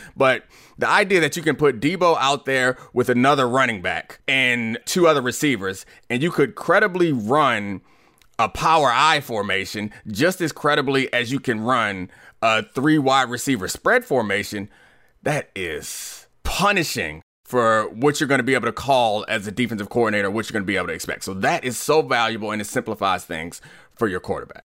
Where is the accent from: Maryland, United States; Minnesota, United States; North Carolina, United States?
Maryland, United States; Baltimore; now in Washington, D.C., United States; I grew up in Baltimore